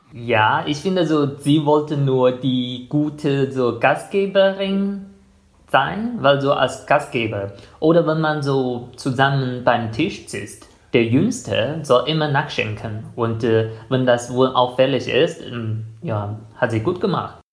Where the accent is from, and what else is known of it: China; German is a second language; now in Germany